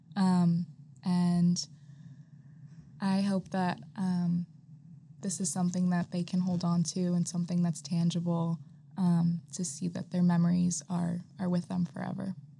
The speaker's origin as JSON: {"language": "English", "region": "East Coast", "country": "United States", "moved": "as an adult", "lives_now": "Malibu, United States", "said": "I'm from the East Coast and I came all this way to Pepperdine"}